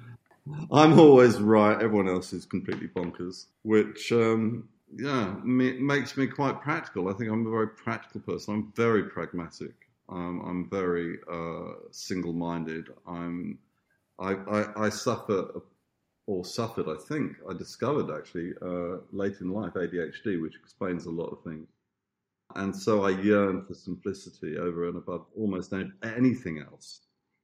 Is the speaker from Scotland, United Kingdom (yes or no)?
no; Tunbridge Wells, South East England, United Kingdom; also born or lived in Italy / Australia; I grew up on a farm, which after my mother married this rich Italian, he was trying to play at being an English country gentleman. He had this lovely farm in Tunbridge, outside Tunbridge Wells in Kent.